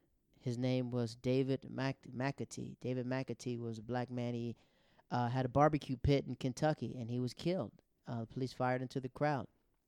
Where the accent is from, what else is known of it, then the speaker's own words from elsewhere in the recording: Netherlands; also born or lived in Japan; because I grew up in the Netherlands. I grew up in Japan.